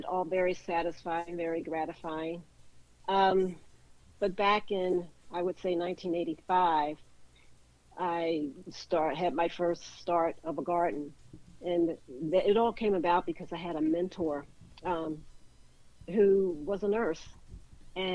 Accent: Philadelphia, Pennsylvania, United States; moved away as an adult; also born or lived in Wynnefield, Pennsylvania / West Chester, Pennsylvania; now in Atlanta, United States; I was born and raised in West Philadelphia.

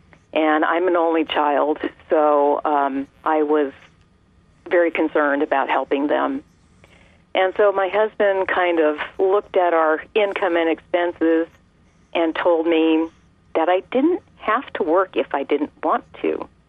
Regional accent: California, United States; I was born and raised in California.

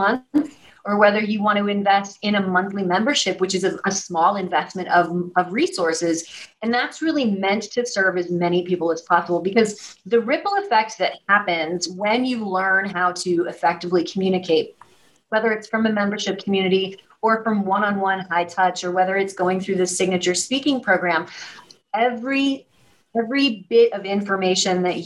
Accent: Missouri, United States; now in New York City, United States; I live in New York City across from Alvin Ailey Dance Theater, but I'm from Missouri. And what that means is that I'm a Midwestern girl

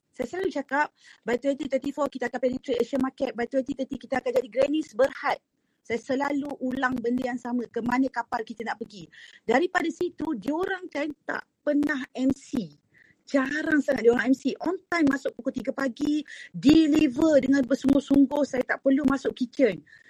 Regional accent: East Coast, Malaysia; moved away as an adult; also born or lived in Terengganu; now in Kuala Lumpur, Malaysia; saya daripada Pantai Timur

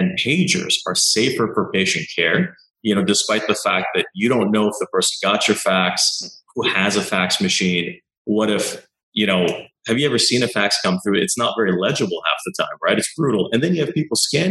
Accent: Montreal, Quebec, Canada; moved away as an adult; also born or lived in California / British Columbia; now in Vancouver, Canada; I grew up in Montreal

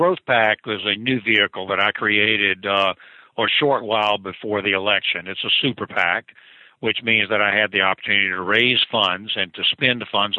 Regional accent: Virginia, United States; my home state of Virginia

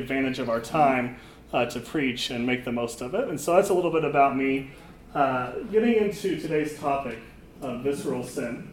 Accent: Overland Park, Kansas, United States; I grew up in Overland Park, Kansas, which is a suburb of the Kansas City area

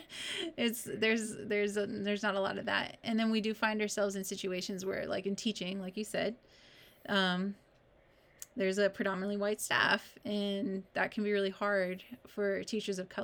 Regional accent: California, United States; I'm from this small town in California

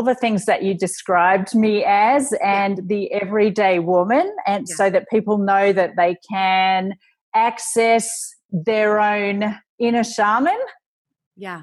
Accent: Australia; being Australian

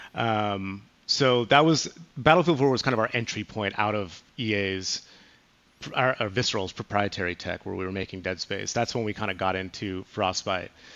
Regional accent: California, United States; also born or lived in Chicago; Being from California

